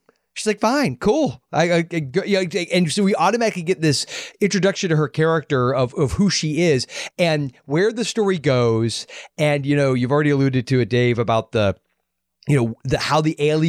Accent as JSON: {"language": "English", "country": "United States", "tie": "born or raised there", "said": "when you're growing up in America in the 80s"}